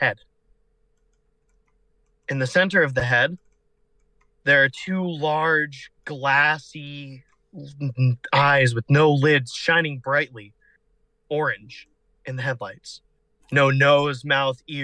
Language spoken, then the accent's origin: English; Illinois, United States; my home state of Illinois